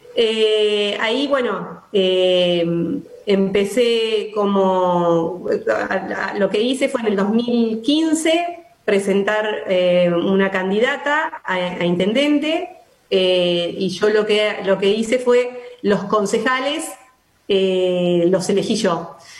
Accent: Alberti, Buenos Aires Province, Argentina; Yo soy de Alberti, pertenezco a la cuarta sección electoral

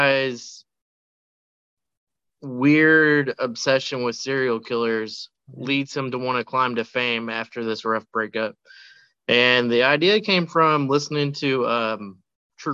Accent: Radcliff, Kentucky, United States; in Radcliffe, Kentucky. This is actually the first feature to ever be filmed in the city. It's my hometown.

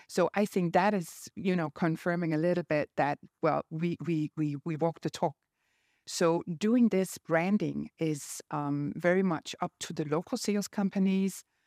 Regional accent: Denmark; I'm from Denmark.

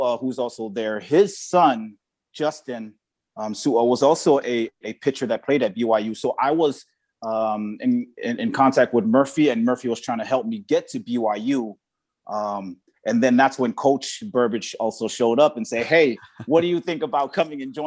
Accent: Nu'uuli, American Samoa; moved away as an adult; now in Los Angeles, United States; I was born and raised in Samoa

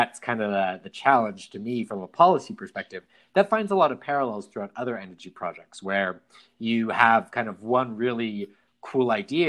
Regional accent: Preston, Idaho, United States; moved away; my hometown, Preston, Idaho, where I grew up

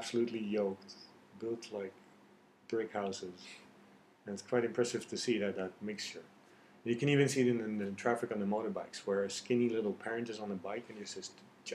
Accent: Netherlands; moved away as an adult; also born or lived in Iran; now in Vietnam; I grew up in Holland. I have Persian genes or Persian genetics. But I lived in Dutch environment

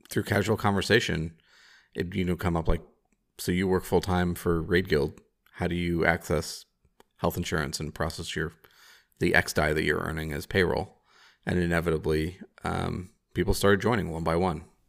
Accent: Chicago, Illinois, United States; I'm a Chicagoan

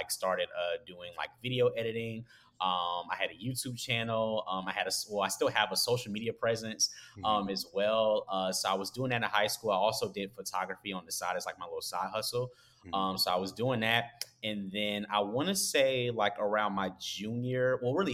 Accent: Augusta, Georgia, United States; now in Atlanta, United States; I'm originally from Augusta, Georgia, which is like a small town. You guys might have heard of it, like home of the Masters.

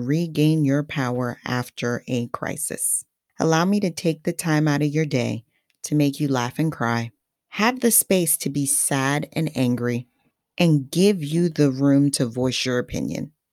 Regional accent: Haiti; first language Haitian Creole; English is a second language; now in New Jersey, United States; My place of birth is Haiti, my motherland, which is naturally makes English my second language and Creole my first language.

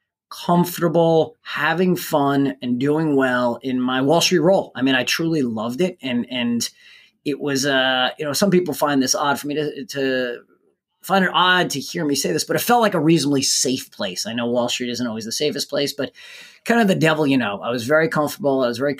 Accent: New Jersey, United States; I grew up in New Jersey and attended Rutgers University.

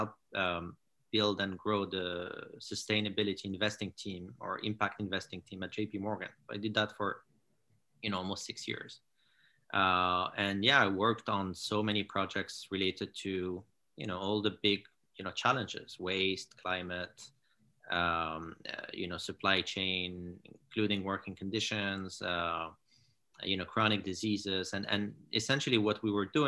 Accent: Morocco; moved away as an adult; also born or lived in France / United States; I grew up in Morocco. And then I studied in France and in the US

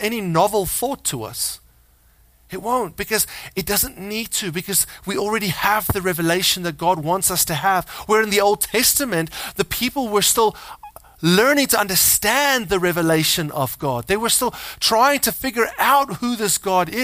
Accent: South Africa; moved away as an adult; We were born there. We're like 16 generations in South Africa in my family line, or something like that. I'm South African

